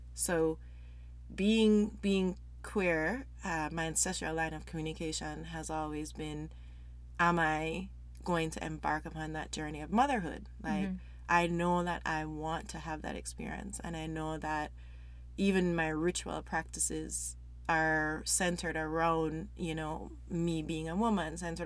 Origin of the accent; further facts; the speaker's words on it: Jamaica; moved away as an adult; now in Canada; I'm from Jamaica originally. Been in Canada for over 10 years